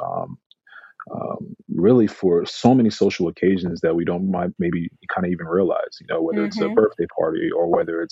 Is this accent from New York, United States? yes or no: yes; New York, United States; also born or lived in England; growing up in New York